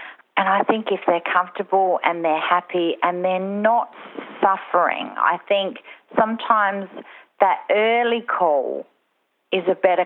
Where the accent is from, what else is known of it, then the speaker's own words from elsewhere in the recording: Mount Gambier, South Australia, Australia; also born or lived in Adelaide; we moved from Adelaide to Mount Gambier, Narra Court, which is only an hour away